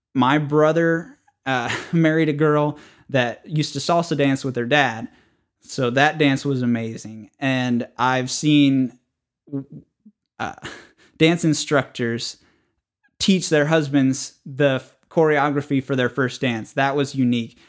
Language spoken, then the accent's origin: English; the North, United States; moved away; I was raised in the North